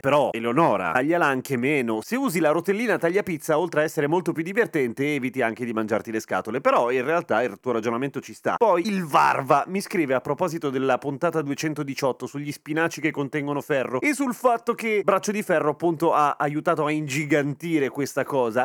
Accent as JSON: {"language": "Italian", "region": "Lombardy", "country": "Italy", "said": "sono Lombardo"}